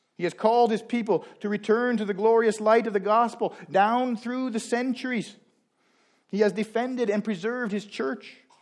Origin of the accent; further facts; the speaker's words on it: Canada; now that we are Canadian